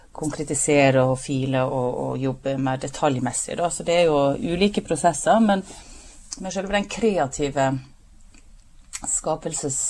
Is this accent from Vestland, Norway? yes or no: yes; Breim, Vestland, Norway; moved away; heimplassen min Breim i Nordfjord.